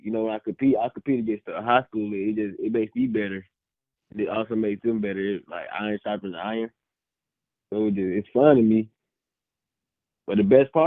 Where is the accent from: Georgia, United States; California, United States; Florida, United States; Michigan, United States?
Georgia, United States; Griffin; I'm from Griffin, so I have to be able to stand out for my community